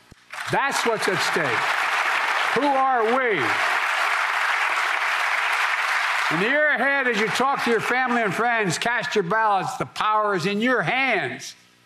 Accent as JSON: {"language": "English", "country": "United States", "said": "we Americans"}